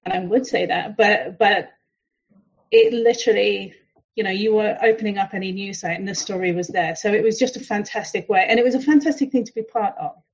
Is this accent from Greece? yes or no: no; United Kingdom; we're British